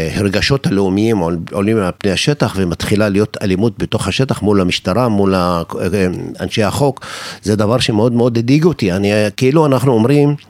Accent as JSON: {"language": "Hebrew", "country": "Israel", "said": "כצעיר דרוזי בישראל"}